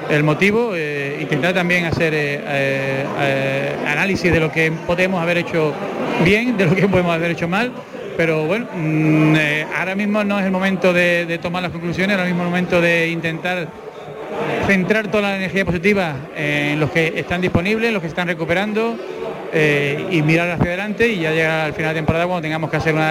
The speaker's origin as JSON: {"language": "Spanish", "town": "San Fernando", "region": "Andalusia", "country": "Spain", "tie": "born or raised there", "also_born_or_lived": "Seville", "said": "en mi, casa, en mi pueblo, ¿no? en San Fernando Natal"}